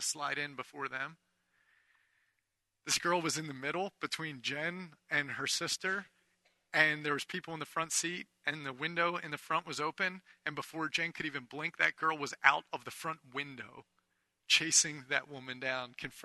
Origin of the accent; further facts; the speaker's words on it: United States; we're Americans